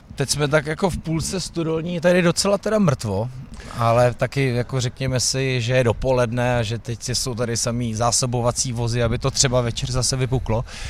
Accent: Bohemia, Czechia; někdo, kdo je prostě z Čech

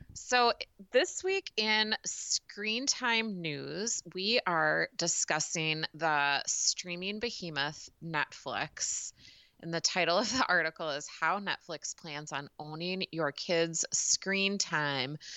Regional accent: United States; as a American consumer

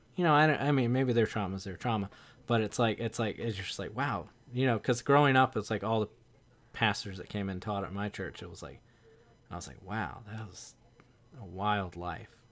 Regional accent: the South, United States; I'm from the South

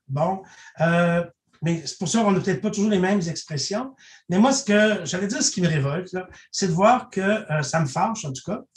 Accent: Saint-Alexandre-de-Kamouraska, Quebec, Canada; moved away; je viens de la région de Kamouraska où les gens ont, euh, à Saint-Alexandre de Kamouraska, où les gens ont des habitudes d'entraide

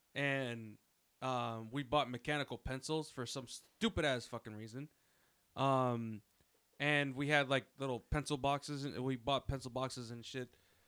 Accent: Alexandria, Virginia, United States; I grew up in Alexandria

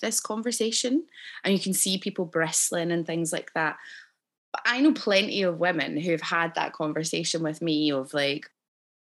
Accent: Scotland, United Kingdom; obviously I grew up in Scotland

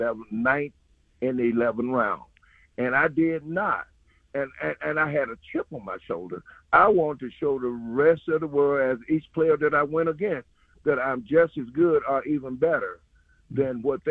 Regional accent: Hazlehurst, Mississippi, United States; my hometown in Hayhurst, Mississippi.

